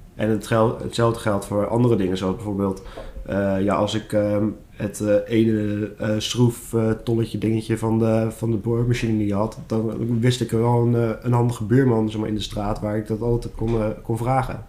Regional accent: Schiedam, South Holland, Netherlands; ik ben ook 25 jaar en ik kom uit Schiedam

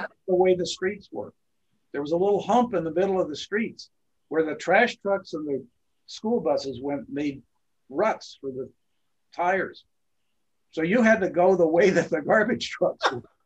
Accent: Burbank, California, United States; I grew up in Burbank, California

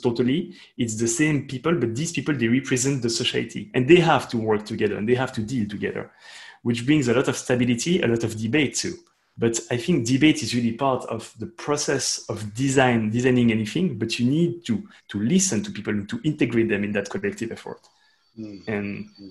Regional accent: Switzerland; I'm from Switzerland, which is a very interesting country and very specific country

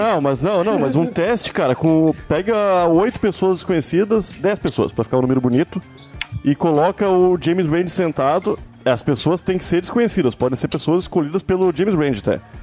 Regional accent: Rio Grande do Sul, Brazil; now in Rio de Janeiro, Brazil; eu sou gaúcho

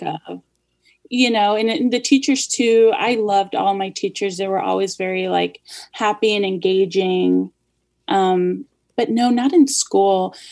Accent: United States; also born or lived in Los Angeles, California / Kansas City; born in the Los Angeles area and raised there till I was about eight or so. And then we moved to Kansas City

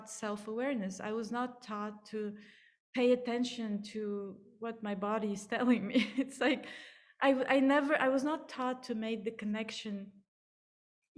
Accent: Plovdiv, Plovdiv Province, Bulgaria; accent: Bulgarian; English is a second language; moved away as an adult; also born or lived in India; I grew up in Bulgaria, so that's my accent

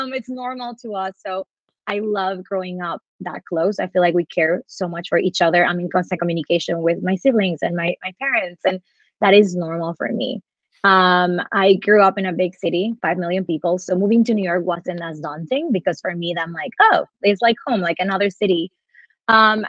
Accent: Monterrey, Nuevo León, Mexico; moved away as an adult; also born or lived in Texas, United States / Europe; now in Brooklyn, United States; I am Mexican. I grew up in Mexico.

